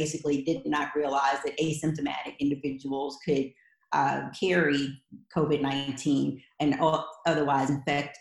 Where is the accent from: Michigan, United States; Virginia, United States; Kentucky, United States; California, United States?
Kentucky, United States; I am from Kentucky